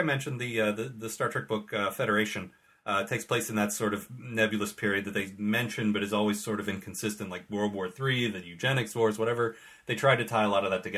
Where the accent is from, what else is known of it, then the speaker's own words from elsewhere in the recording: United States; as an American